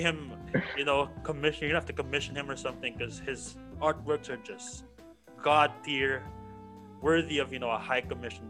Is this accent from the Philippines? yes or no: yes; Philippines; also born or lived in San Francisco, United States; I was born in San Francisco but lived life here in the Philippines for the most part